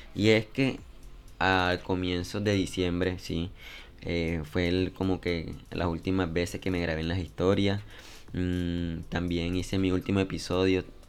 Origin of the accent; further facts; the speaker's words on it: Colombia; en mi país Colombia